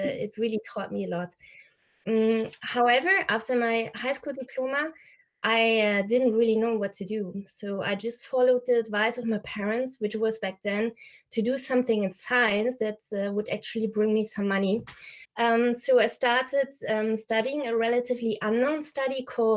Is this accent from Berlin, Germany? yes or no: no; a very small town near Aachen, North Rhine-Westphalia, Germany; I was born and raised with my two brothers in Germany in a very small town near Aachen